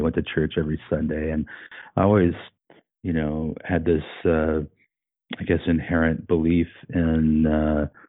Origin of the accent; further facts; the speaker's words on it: Colorado, United States; moved away as an adult; now in Fraser Valley, Canada; in Colorado, where I had been since I was 10 years old